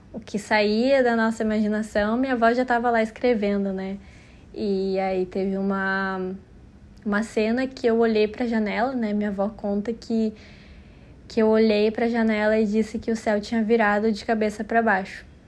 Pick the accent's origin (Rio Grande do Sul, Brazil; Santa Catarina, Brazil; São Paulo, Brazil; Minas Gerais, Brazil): Rio Grande do Sul, Brazil; Porto Alegre; eu nasci em Porto Alegre, no Rio Grande do Sul